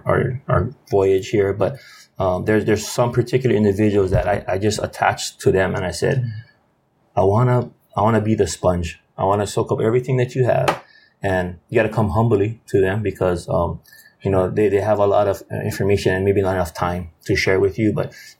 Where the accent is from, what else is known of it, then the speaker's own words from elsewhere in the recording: Hawaii, United States; And because we're from Hawaii, and because we're local and we're Hawaiian, right?